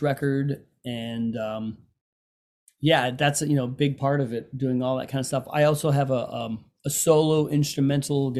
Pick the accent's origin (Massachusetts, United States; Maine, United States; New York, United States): Massachusetts, United States; Western; moved away; I grew up in Massachusetts, Western Mass